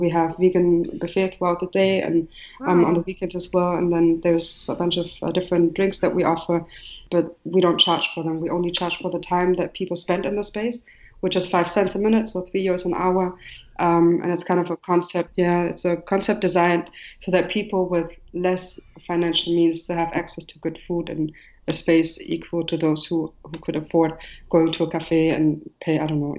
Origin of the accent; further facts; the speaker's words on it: Marrakesh, Marrakesh-Safi, Morocco; Nina is from Berlin, and I'm from Marrakech or Morocco. So that gives the broad idea. When you go into the space, you see the elements of Morocco and also the GDR, like East Germany.